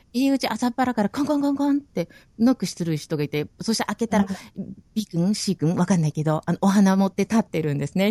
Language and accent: Japanese; Okinawa, Japan; moved away as an adult; now in New Zealand; 私も沖縄人なんで